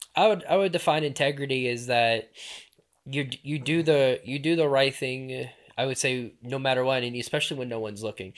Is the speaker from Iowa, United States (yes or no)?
no; Louisiana, United States; moved away as an adult; also born or lived in New Orleans / Jefferson Parish / Slidell; born and raised in Louisiana, deep, deep south Louisiana